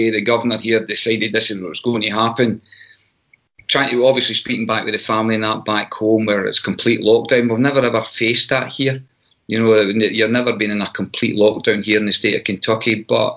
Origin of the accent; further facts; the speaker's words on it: Scotland, United Kingdom; moved away as an adult; now in United States; I'm Scottish. I'll return home at some stage.